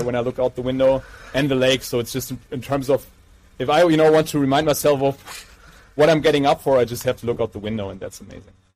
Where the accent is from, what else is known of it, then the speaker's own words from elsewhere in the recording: Mainz, Rhineland-Palatinate, Germany; from our hometown of Mainz